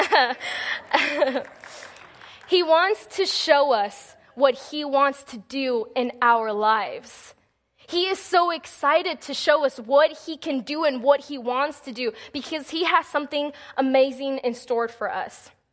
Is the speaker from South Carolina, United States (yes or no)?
no; Texas, United States; moved away as an adult; now in Missouri, United States; my first semester in college up here in Missouri, because I'm from Texas